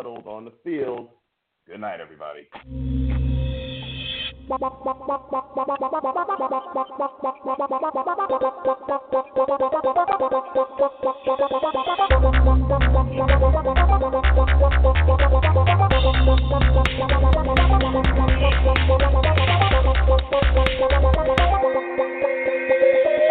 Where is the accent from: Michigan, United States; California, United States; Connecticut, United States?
Connecticut, United States; Bristol; we're both from Bristol, Connecticut